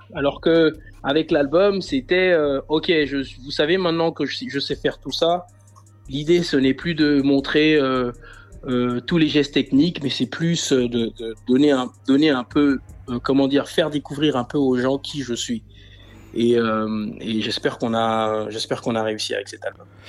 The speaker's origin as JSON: {"language": "French", "town": "Libreville", "region": "Estuaire", "country": "Gabon", "tie": "born or raised there", "moved": "as an adult", "lives_now": "France", "said": "je suis né à Libreville, j'ai grandi à Libreville, je suis arrivé en France il y a, il y a bientôt 10 ans."}